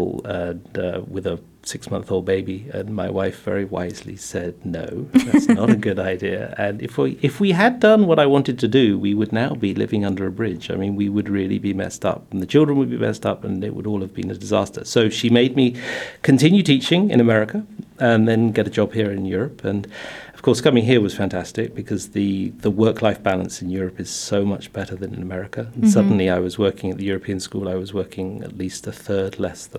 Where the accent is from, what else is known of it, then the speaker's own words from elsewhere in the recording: England, United Kingdom; now in Luxembourg; We're an English family.